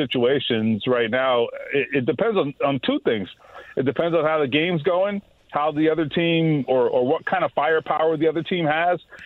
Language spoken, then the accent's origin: English; South Florida, United States; growing up in South Florida